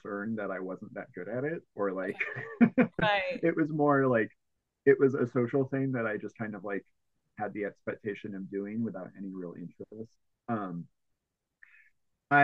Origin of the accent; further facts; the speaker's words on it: Bloomington, Illinois, United States; now in Oakland, United States; I grew up in the Midwest, like the very almost like dead center of Illinois, in a twin cities called Bloomington Normal